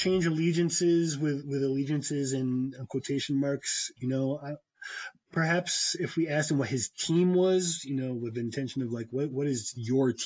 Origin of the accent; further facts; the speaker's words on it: Connecticut, United States; having grown up in Connecticut